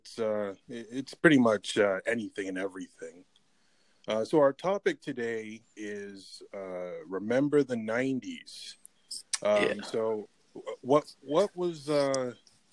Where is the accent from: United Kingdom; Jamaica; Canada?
Canada; I grew up in Canada